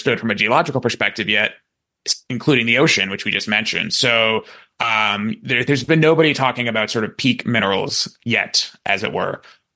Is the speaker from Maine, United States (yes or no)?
yes; Maine, United States; I grew up in Maine and, in a pretty rural part of the state.